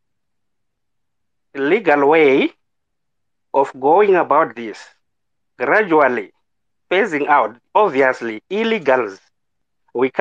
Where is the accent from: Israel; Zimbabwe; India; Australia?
Zimbabwe; moved away as an adult; now in South Africa; I'm a foreigner, I'm from Zimbabwe. I have been here in South Africa for the past 12 years